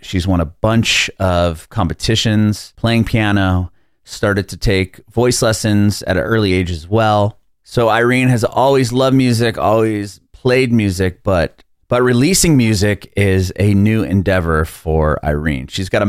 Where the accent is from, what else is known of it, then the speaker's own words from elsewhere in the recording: San Diego, California, United States; moved away as an adult; now in Nashville, United States; I recently moved to Nashville or to Tennessee. Oh. Yeah, I'm from San Diego. I moved to Nashville like a year and a half ago.